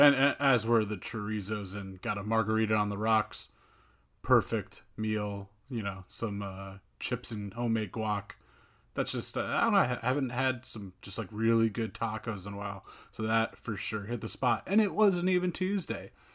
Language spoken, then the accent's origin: English; North New Jersey, United States; I grew up in North New Jersey